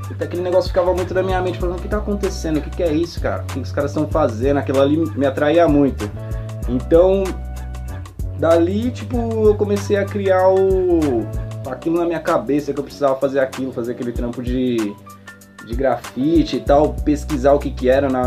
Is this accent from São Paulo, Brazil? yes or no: yes; Mogi das Cruzes, São Paulo, Brazil; born there; also born or lived in Brás; Eu morava no Brás, nasci em Mogi, fui morar no Brás